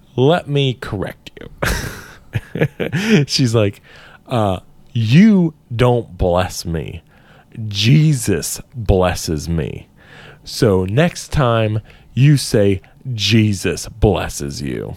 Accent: Ireland; as Irish men

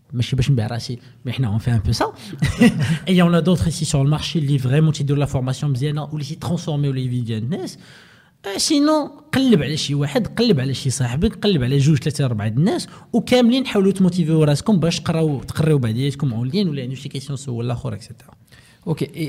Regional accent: Morocco; حنا في المغرب

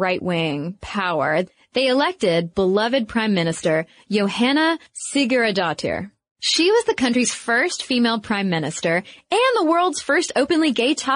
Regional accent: United States; being an American and watching the recession happen in our country

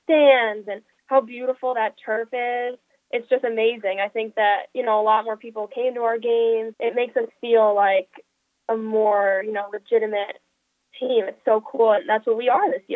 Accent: Binghamton, New York, United States; I grew up in Binghamton, so I'm an upstate New York native

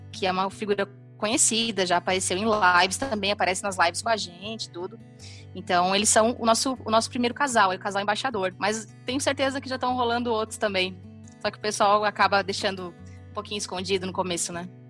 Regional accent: Três Passos, Rio Grande do Sul, Brazil; moved away as an adult; also born or lived in Santa Maria, Brazil; now in Florianópolis, Brazil; eu sou gaúcha, de, eu nasci em Santa Maria, mas me criei em Três Passos, que é uma cidade do noroeste do Rio Grande do Sul

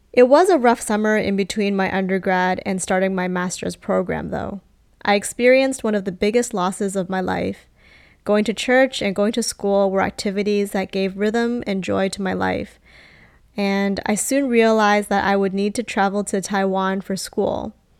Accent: Canada; Growing up in Canada, I had learned everything about Canadian history

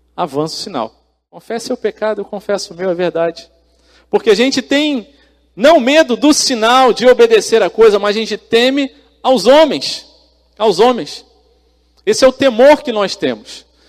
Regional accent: Brazil; nós, como brasileiros

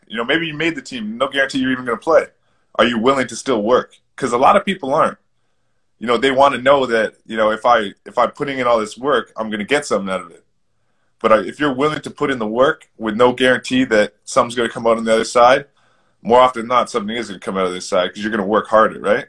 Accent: Toronto, Ontario, Canada; where I grew up in Toronto.

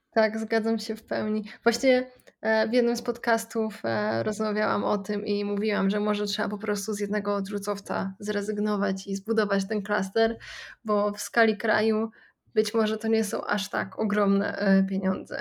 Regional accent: Poland; u nas w Polsce

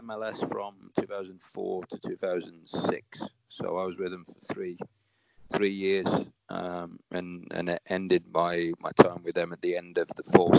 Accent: Warsaw, Masovian Voivodeship, Poland; English is a second language; also born or lived in England; it kind of opened my eyes to wanting to pursue something outside of, you know, what I grew up with in Warsaw.

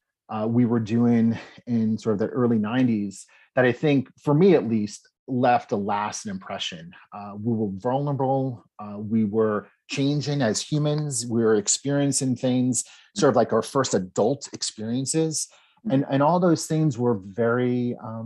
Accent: New Jersey, United States; I was born and raised in New Jersey

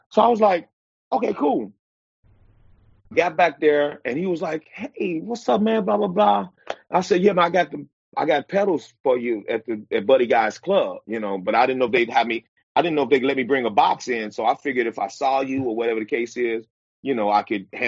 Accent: Chicago, Illinois, United States; I'm not that kind of guy to say … from Chicago.

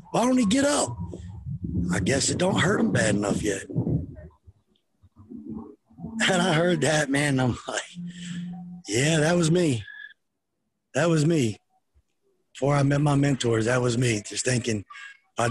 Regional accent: Delaware, United States; I grew up in Delaware. So I wasn't from the Deep South

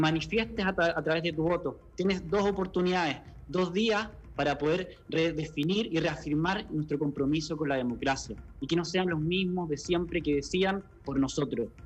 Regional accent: Chile; como chileno me siento comprometido

